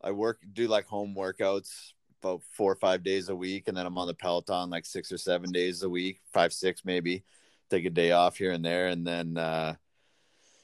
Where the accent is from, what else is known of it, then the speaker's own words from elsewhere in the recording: Weyburn, Saskatchewan, Canada; I love Weyburn. It's my hometown and always will be.